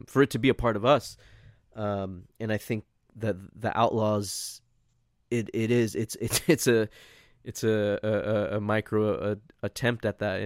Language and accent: English; San Diego, California, United States; we growing up in San Diego